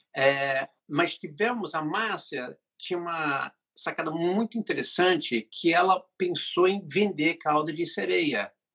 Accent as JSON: {"language": "Portuguese", "region": "England", "country": "United Kingdom", "moved": "yes", "lives_now": "Brazil", "said": "a família que morava na Inglaterra, porque eu sou inglês, morava no Brasil"}